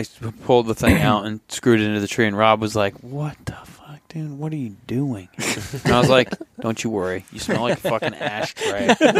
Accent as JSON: {"language": "English", "region": "Vermont", "country": "United States", "moved": "yes", "lives_now": "Fairbanks, United States", "said": "I'm from Vermont."}